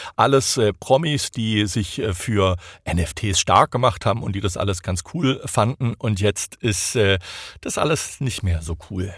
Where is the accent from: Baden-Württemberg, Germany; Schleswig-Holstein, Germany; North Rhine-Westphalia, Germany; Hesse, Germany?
Baden-Württemberg, Germany; near Stuttgart; accent: Swabian; moved away as an adult; now in Silicon Valley, United States; Ich bin ja äh, aus der Nähe von Stuttgart, dort geboren und aufgewachsen